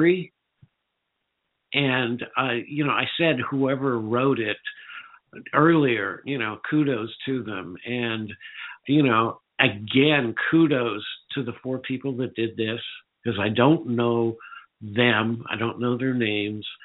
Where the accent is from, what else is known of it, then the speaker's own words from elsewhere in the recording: Northern California, United States; I grew up in Northern California